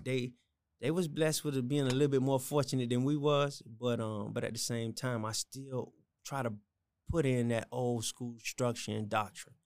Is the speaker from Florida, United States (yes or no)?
yes; Miami, Florida, United States; born and raised in Miami